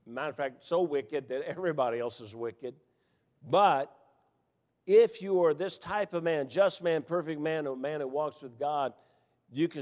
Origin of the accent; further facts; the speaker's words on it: Memphis, Tennessee, United States; When I grew up here in Memphis, you had 3 television channels